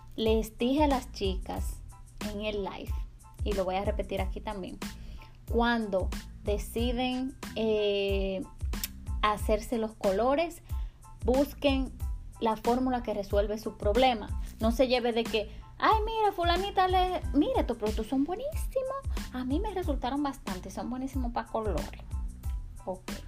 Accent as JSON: {"language": "Spanish", "country": "Dominican Republic", "said": "yo soy dominicana y vengo de una cultura"}